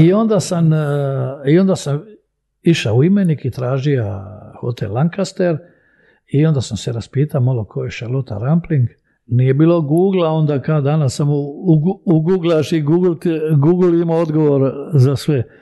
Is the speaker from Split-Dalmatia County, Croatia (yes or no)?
yes; Split, Split-Dalmatia County, Croatia; also born or lived in Belgrade, Serbia; ja sam iz Jugoslavije.